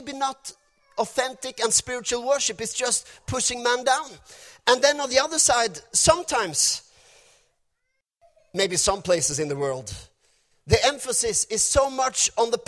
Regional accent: Norway; first language Norwegian; English is a second language; my English is not perfect. We're from Norway. This is my second language, or actually fifth language. First is Norwegian

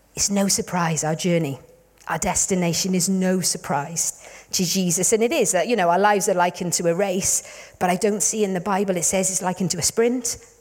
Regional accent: Wales, United Kingdom; we're from Wales

